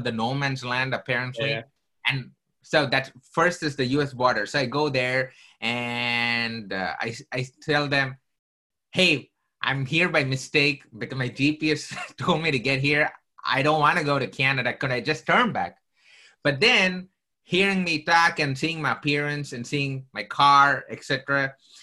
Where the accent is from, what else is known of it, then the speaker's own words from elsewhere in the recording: South India, India; moved away; I came from southern part of India